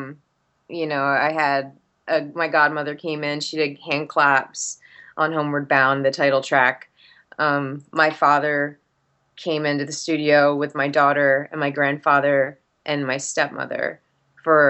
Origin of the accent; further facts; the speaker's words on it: New Jersey, United States; moved away; also born or lived in Orlando / Atlanta; growing up in South Jersey